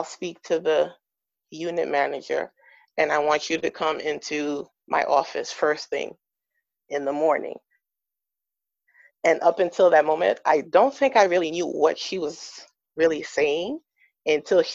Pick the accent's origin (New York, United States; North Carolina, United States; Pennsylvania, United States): New York, United States; moved away as an adult; also born or lived in West Coast; I'm originally from New York, and we were moving out to the West Coast